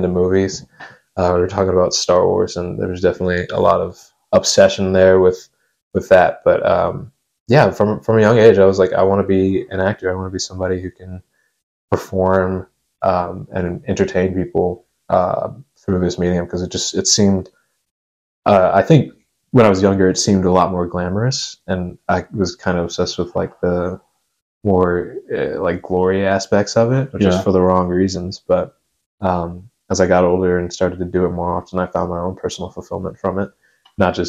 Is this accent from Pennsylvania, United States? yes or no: no; Nashville, Tennessee, United States; moved away as an adult; now in Chicago, United States; I'm born and raised in Nashville up until I went to college